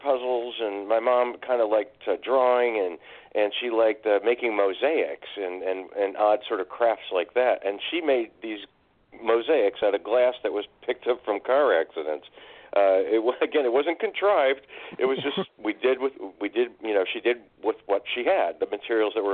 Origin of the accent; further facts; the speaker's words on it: Detroit, Michigan, United States; moved away; I'm from Detroit originally. That's where I was born in the mm-hmm. early 60s.